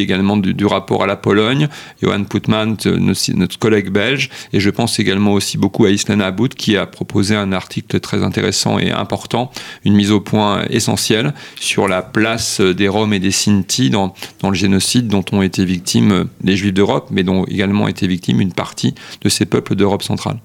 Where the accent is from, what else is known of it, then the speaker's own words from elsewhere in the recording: France; chez nous en France